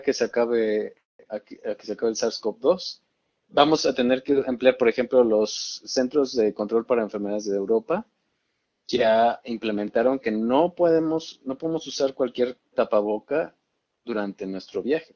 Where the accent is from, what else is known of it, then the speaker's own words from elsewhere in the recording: Mexico; Tenemos mucho más acceso al sistema de salud en México como mexicanos